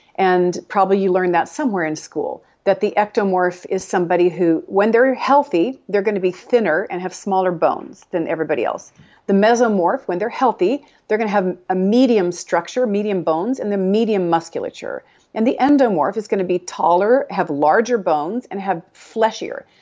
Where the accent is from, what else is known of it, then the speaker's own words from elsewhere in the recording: Texas, United States; I'm from Texas. We say cattywampus